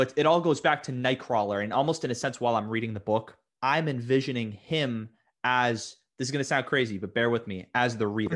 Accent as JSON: {"language": "English", "town": "Boston", "region": "Massachusetts", "country": "United States", "said": "I'm from Boston, Massachusetts."}